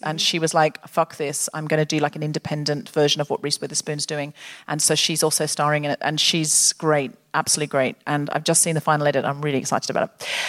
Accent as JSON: {"language": "English", "country": "United Kingdom", "said": "I just find people want to and then they feel they can't because no one wants to start it because we're British."}